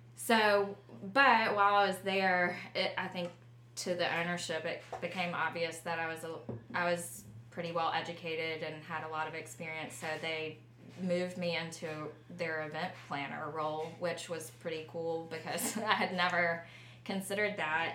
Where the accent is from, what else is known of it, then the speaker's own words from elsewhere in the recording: Luverne, Alabama, United States; moved away; I grew up in Luverne, Alabama, and that is a small town 50 miles south of Montgomery